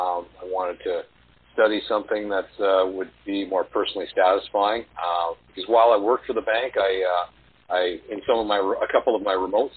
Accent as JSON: {"language": "English", "town": "Winnipeg", "region": "Manitoba", "country": "Canada", "tie": "born or raised there", "said": "my hometown of Winnipeg"}